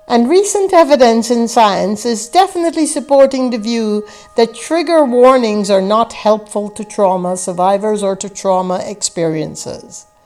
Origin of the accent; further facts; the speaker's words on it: Guyana; I grew up in the British West Indies in a place called British Guiana in South America, in a village that had less than 500 inhabitants scattered along the mangrove fringed coast of the Atlantic Ocean.